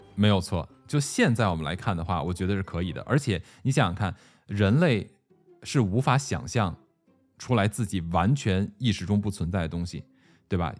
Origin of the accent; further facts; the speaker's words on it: China; 我们中国人提到的这种上古传说呀